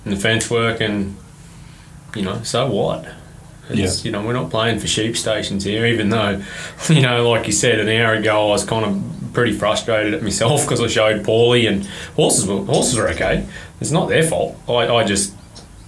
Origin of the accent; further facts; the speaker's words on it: Oberon, New South Wales, Australia; I'm from Oberon in New South Wales.